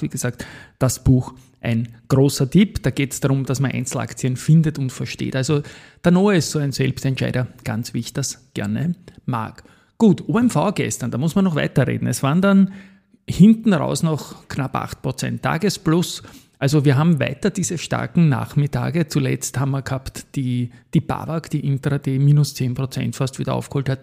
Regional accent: Austria; moved away; meine Heimat Österreich

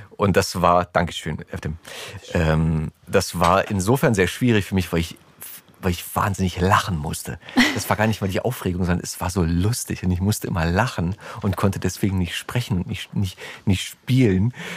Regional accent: Berlin, Germany; Ich bin im Oskarziten-Krankenhaus geboren in äh, Lichtenberg und habe die ersten drei Jahre meines Lebens äh, mit meiner Mutter in ihrer Wohnung verbracht, in der Richard-Sorge-Straße

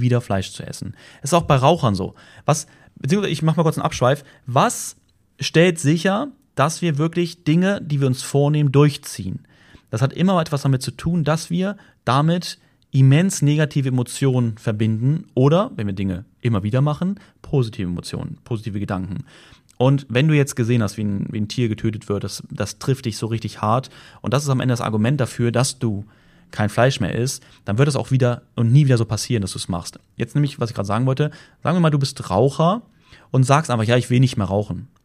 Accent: Germany; bei uns in Deutschland

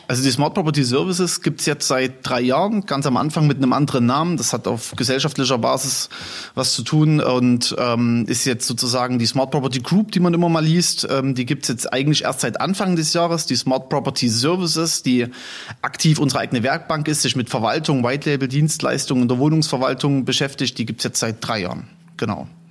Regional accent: Chemnitz, Saxony, Germany; moved away as an adult; now in Gera, Germany; Ich komme ursprünglich aus Chemnitz

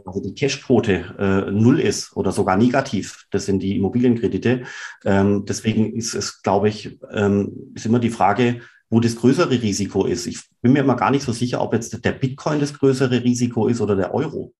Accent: Swabia, Rems-Murr district, Baden-Württemberg, Germany; Ich selber bin ja aufgewachsen im Schwabenland, da im Bremsburg-Kreis

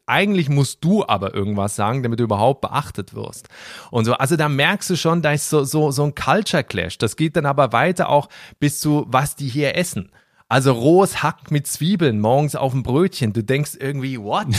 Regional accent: Switzerland; moved away as an adult; now in Berlin, Germany; ich komme aus der Schweiz vom Land, mhm. also aus so einem kleinen Dorf

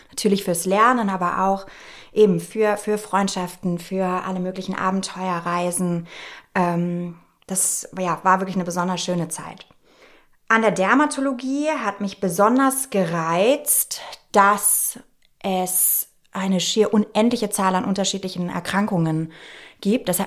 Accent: Nuremberg, Bavaria, Germany; also born or lived in Munich; Ich komme aus gebürtig München, bin aber in Nürnberg aufgewachsen.

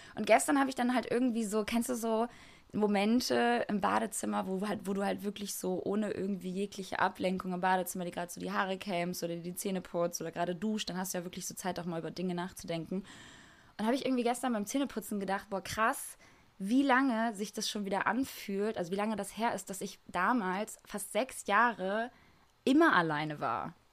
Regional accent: Kosovo; moved away; im Kosovo, da wo ich herkomme

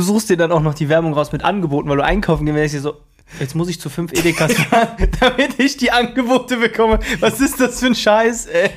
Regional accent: Krefeld, North Rhine-Westphalia, Germany; bei uns in Krefeld

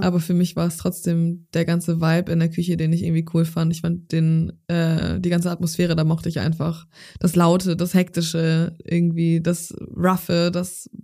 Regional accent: Zeven, Lower Saxony, Germany; moved away as an adult; now in Hamburg, Germany; in Zefen in meiner Heimatstadt, wo ich groß geworden bin

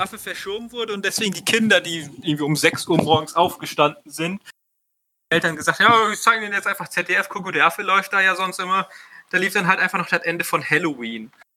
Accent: Germany

